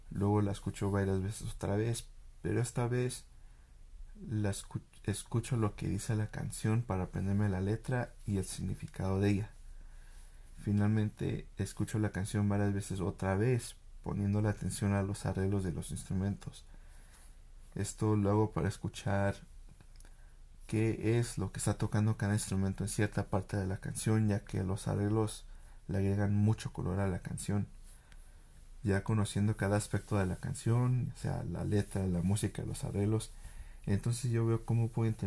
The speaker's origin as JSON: {"language": "Spanish", "country": "Mexico", "said": "Así que de alguna manera trae una sensación de orgullo a los mexicanos al saber que algo de nosotros sea tan reconocido mundialmente."}